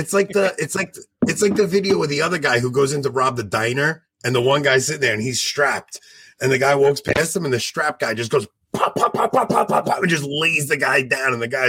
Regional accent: Levittown, New York, United States; I grew up in Levittown.

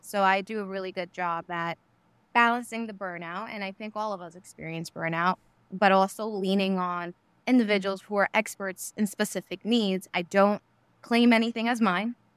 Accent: New York City, New York, United States; I grew up in New York City, Queens

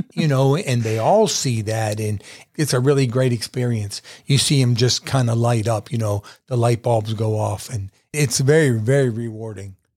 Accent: Weirton, West Virginia, United States; now in Statesville, United States; my wife and I are going to move back to my hometown

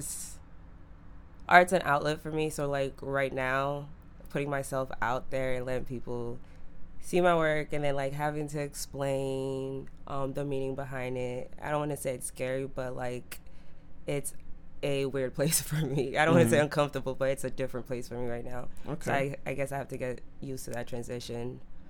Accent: Haiti; also born or lived in Florida; now in Boston, United States; I'm Haitian. I grew up in Haiti, then moved to Florida, and now I'm in Boston.

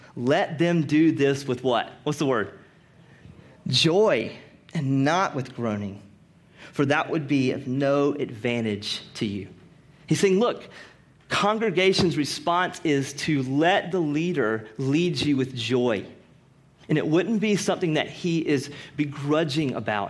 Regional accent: Rocky Mount, North Carolina, United States; I'm from Rocky Mount, North Carolina

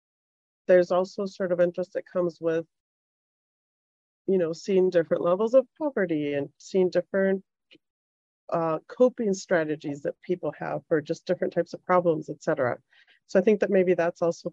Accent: Mexico; moved away as an adult; also born or lived in Chicago; now in Boston, United States; I grew up in Mexico

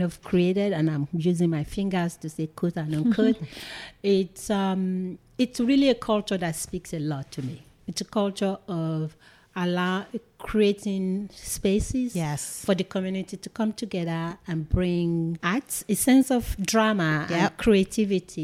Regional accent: Nigeria; moved away as an adult; also born or lived in Seattle, Washington; now in United States; I'm a Nigerian. I was born and raised in Nigeria

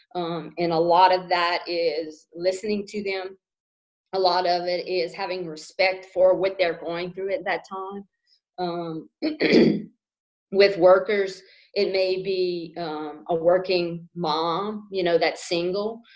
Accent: Kaplan, Louisiana, United States; also born or lived in Baton Rouge, Louisiana / Shreveport, Louisiana / Lafayette, Louisiana; I grew up in Vermilion Parish. Uh, from Kaplan, Louisiana

